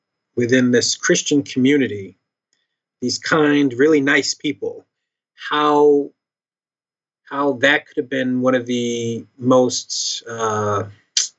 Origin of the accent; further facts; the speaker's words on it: Philadelphia, Pennsylvania, United States; I was born in 82, so I'm a millennial from Philly. And let's see, I grew up in the church